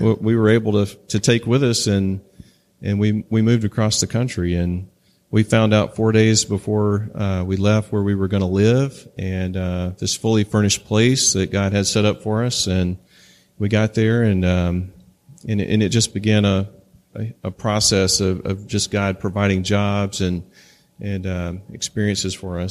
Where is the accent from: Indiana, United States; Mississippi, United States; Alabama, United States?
Mississippi, United States; moved away; also born or lived in Tri-Cities, Washington / Pasco, Washington; I grew up in Mississippi, and I, and after living in the Tri Cities for nine years, I never wanted to go back